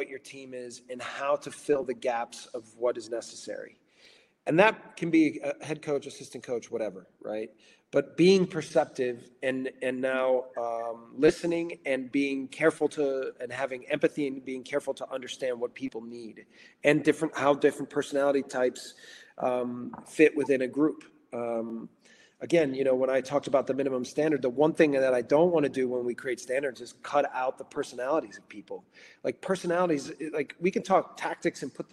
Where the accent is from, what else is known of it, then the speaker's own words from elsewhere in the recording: Racine, Wisconsin, United States; now in Salzburg, Austria; I'm from Racine, Wisconsin.